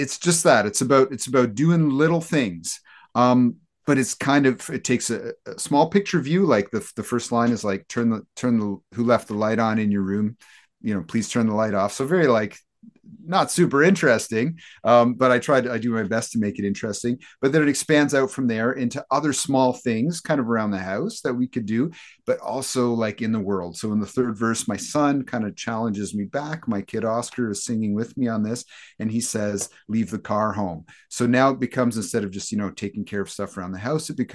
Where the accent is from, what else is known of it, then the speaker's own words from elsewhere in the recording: Hamilton, Ontario, Canada; we're all from Hamilton.